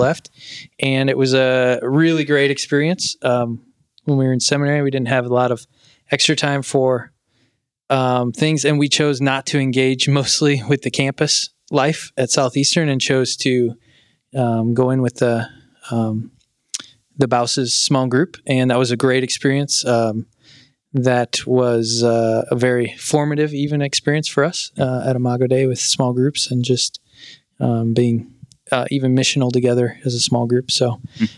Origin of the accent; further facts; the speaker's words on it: Indiana, United States; moved away as an adult; also born or lived in Ohio / North Carolina; now in Prague, Czech Republic; I grew up in Indiana